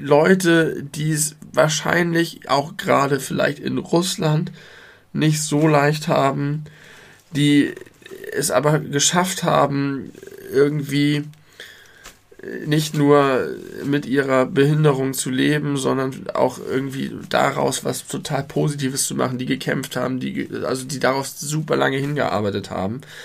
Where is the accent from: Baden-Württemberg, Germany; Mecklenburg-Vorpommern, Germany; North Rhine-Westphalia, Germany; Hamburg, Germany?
Hamburg, Germany; als Hamburger